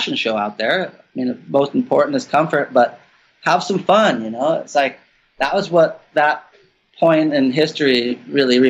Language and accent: English; Santa Cruz, California, United States; growing up in Santa Cruz